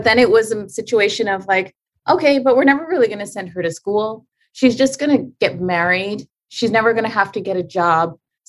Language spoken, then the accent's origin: English; Canada; now in Chicago, United States; So I landed in Chicago, started a wellness center. As a Canadian, you can't just start earning an income in the USA.